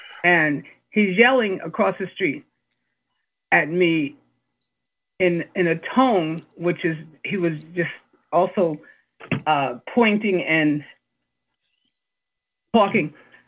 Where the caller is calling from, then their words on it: Massachusetts, United States; And I'm calling from Massachusetts